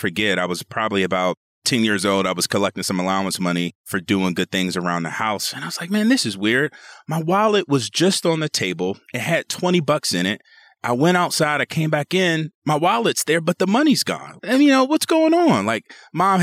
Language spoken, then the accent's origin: English; Seat Pleasant, Maryland, United States; grew up very, very, I'd say humbly is the way I like to put it. Sea Pleasant, Maryland. It's in Prince George's County, Maryland, a suburb of Washington, D.C.